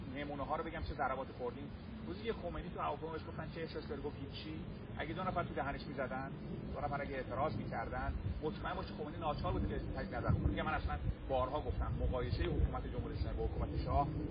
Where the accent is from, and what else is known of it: Iran